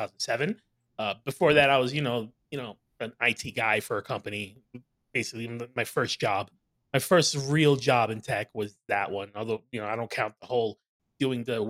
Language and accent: English; New York City, New York, United States; So I'm from New York City